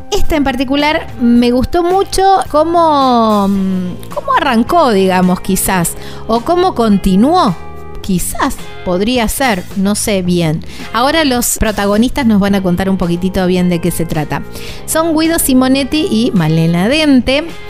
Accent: Argentina; cada región de nuestro país es bien diferente una de la otra

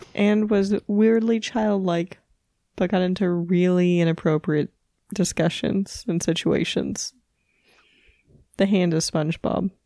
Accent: Missouri, United States; I'm from Missouri. All of my, uh, childhood, um, field trips were to fucking caves.

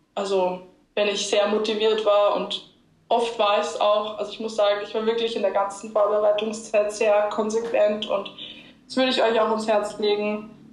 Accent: Linz, Upper Austria, Austria; moved away; Ich komme aus Linz ursprünglich

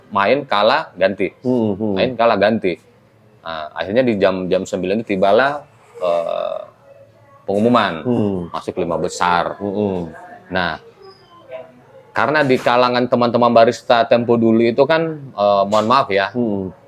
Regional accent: Makassar, South Sulawesi, Indonesia; Karena di tahunnya saya dari Makassar

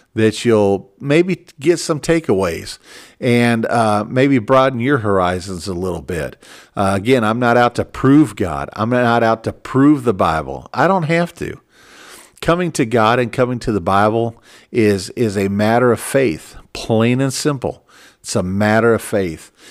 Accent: Minneapolis, Minnesota, United States; I was born in Minneapolis, Minnesota, and, and I'm an American

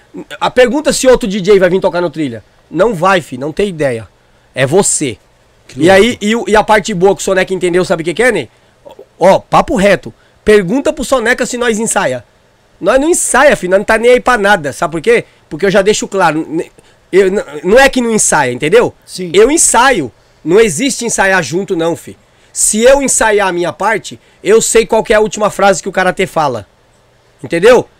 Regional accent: Northeast Region, Brazil; Eu sou jegue de vila, eu sou nordestino

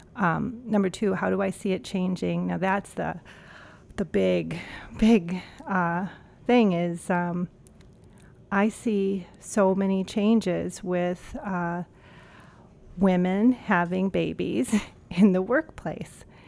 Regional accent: Cleveland, Ohio, United States; moved away as an adult; also born or lived in New York; now in Minneapolis, United States; born and raised in Cleveland, Ohio.

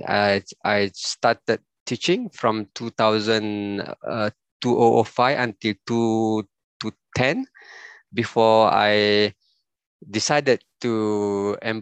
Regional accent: Pasir Mas, Kelantan, Malaysia; also born or lived in Sungai Petani / Penang; I was born in Kelantan, Pasir Mas, almost 50 years ago, or 50 years ago, exactly, all right? And my secondary school, I went to a boarding school, Tengku Muhammad Faris Petra

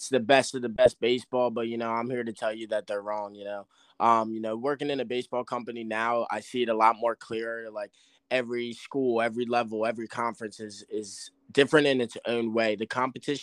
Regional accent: Cherry Hill, New Jersey, United States; also born or lived in Westminster, Maryland; I came from Cherry Hill West in Cherry Hill, New Jersey

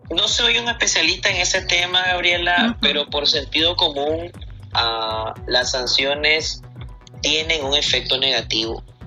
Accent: Nicaragua; Nosotros los nicaragüenses

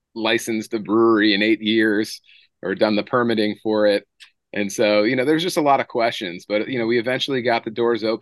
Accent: Boston, Massachusetts, United States; moved away as an adult; also born or lived in Memphis, Tennessee / Kings Point, New York; now in Nashville, United States; Originally I'm from Massachusetts, originally from the Boston area.

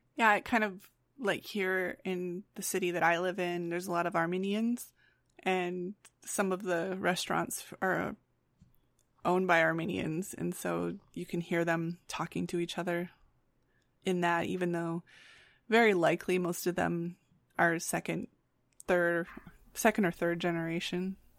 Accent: Grand Rapids, Michigan, United States; I have friends in my hometown in Grand Rapids

